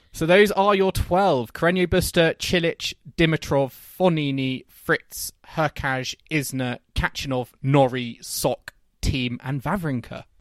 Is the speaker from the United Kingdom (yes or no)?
yes; United Kingdom; as British fans at Wimbledon